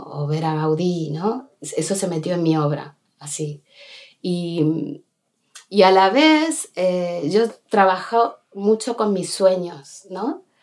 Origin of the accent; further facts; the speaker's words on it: Buenos Aires, Argentina; moved away as an adult; now in Bustarviejo, Spain; nací en Buenos Aires y a lo, en un barrio central de, centro de Buenos Aires y llegué aquí, o sea, con, a los 26 años me, vine para aquí